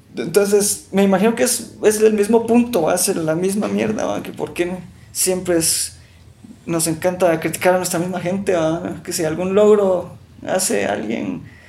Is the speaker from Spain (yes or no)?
no; Guatemala